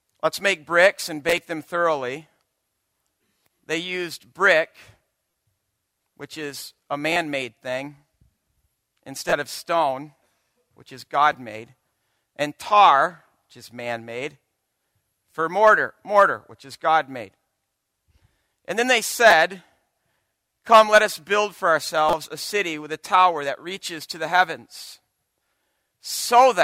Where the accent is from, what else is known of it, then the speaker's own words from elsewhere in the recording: Byron Center, Michigan, United States; moved away as an adult; also born or lived in Chicago; now in Grand Rapids, United States; I was born and raised in Byron Center, a small town south of Grand Rapids